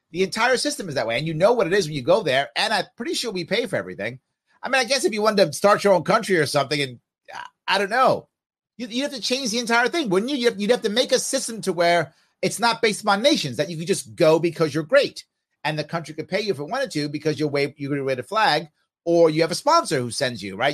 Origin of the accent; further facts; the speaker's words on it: New York, United States; I actually majored in art in high school. I know you can do that in high school in New York.